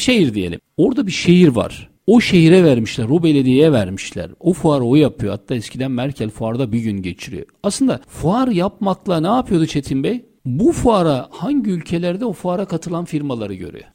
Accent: Istanbul, Turkey; ben turist değilim. Zaten biliyorum İstanbulluyum.

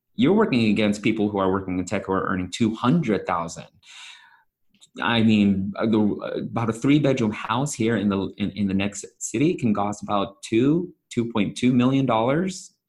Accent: San Francisco Bay Area, California, United States; I'm Filipino, born and raised in San Francisco Bay Area.

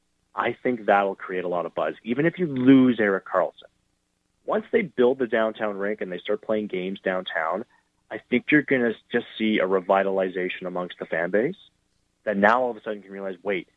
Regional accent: Ottawa, Ontario, Canada; I grew up in Ottawa

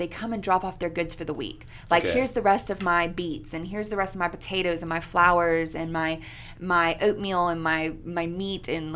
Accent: McKinney, Texas, United States; also born or lived in Louisiana; now in Shreveport, United States; I'm from McKinney, Texas. It's north of Dallas

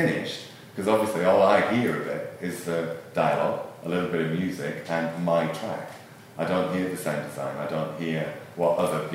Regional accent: Rochdale, North West England, United Kingdom; moved away as an adult; now in London, United Kingdom; I come from Rochdale, which is a small mill town in the northwest of England. I moved to London kind of accidentally, really.

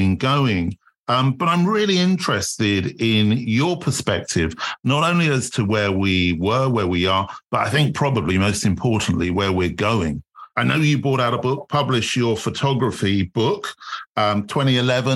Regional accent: England, United Kingdom; with being English.

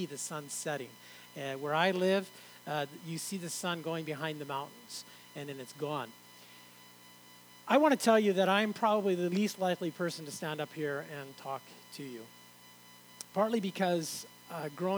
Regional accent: Oregon, United States; moved away as an adult; also born or lived in San Andreas (birthplace, uncertain); now in Canada; I moved to Oregon, spent a lot of my teen years in Oregon

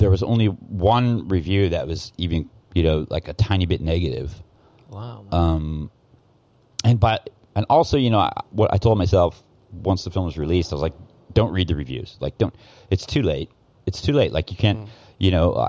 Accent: Portland, Oregon, United States; now in Thailand; I'm from Portland, Oregon, so that's like the PC capital of the world.

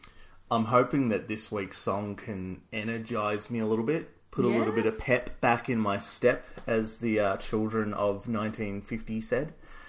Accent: Australia; we're Australian.

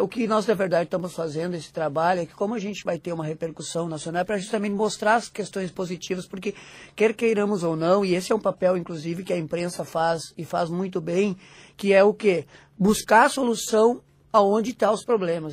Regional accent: Rio Grande do Sul, Brazil; eu sou do Rio Grande do Sul, moro no Rio Grande do Sul

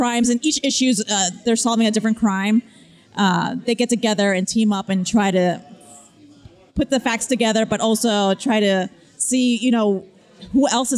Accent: Miami, Florida, United States; accent: Miami; moved away; I have a bit of a Miami accent only when I go back home to Miami

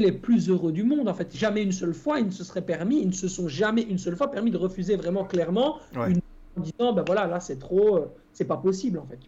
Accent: Belgium; chez nous en Belgique

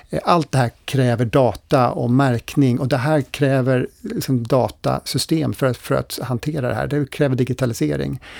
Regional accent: Sweden; Skulle hela jordens befolkning använda lika mycket resurser som vi svenskar, då skulle vi behöva fyra jordklot.

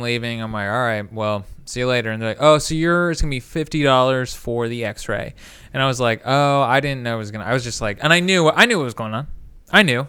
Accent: Indiana, United States; now in Cincinnati, United States; growing up in Indiana

